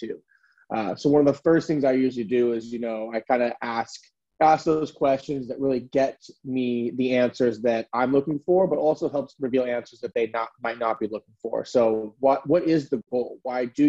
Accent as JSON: {"language": "English", "region": "California", "country": "United States", "tie": "born or raised there", "lives_now": "San Francisco, United States", "said": "I'm born and raised in California. California boy, I never left"}